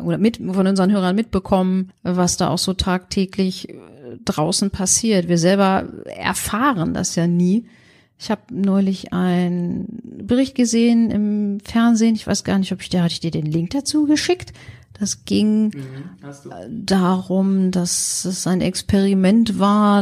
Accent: Germany; wir sind in Deutschland geboren, sehen auch wirklich deutsch aus

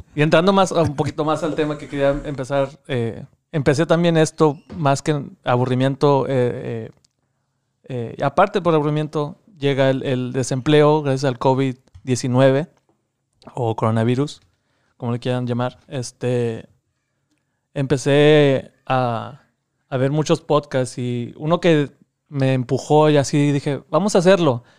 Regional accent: Laredo, Texas, United States; soy de Laredo, Texas

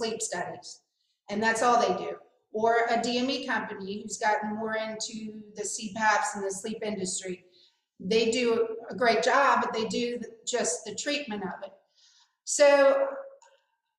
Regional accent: Kansas City, United States; moved away as an adult; also born or lived in Shreveport, Louisiana; I'm originally from the Midwest, from Kansas City, and when I moved to Shreveport, Louisiana

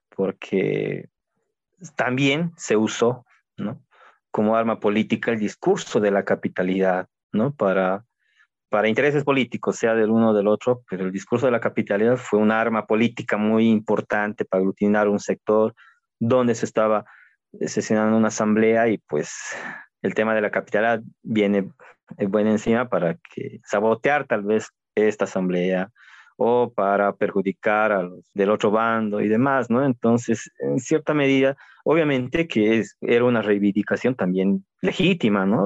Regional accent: Sucre, Chuquisaca, Bolivia; De, Sucre, la capital de Bolivia

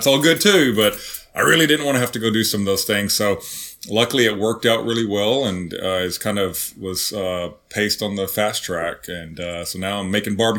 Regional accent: Zephyr, Texas, United States; moved away; growing up in Zephyr

